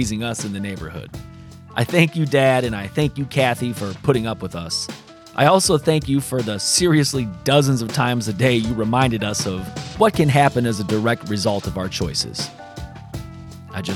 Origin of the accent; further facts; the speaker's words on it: South Bend, Indiana, United States; our times growing up in Sunnymead in South Bend, Indiana